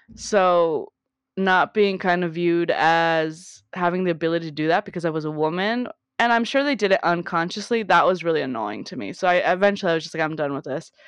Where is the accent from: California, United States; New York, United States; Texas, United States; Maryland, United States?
California, United States; South Gate; I grew up in Southern California, Southgate specifically, um, on the eastern, southern side of L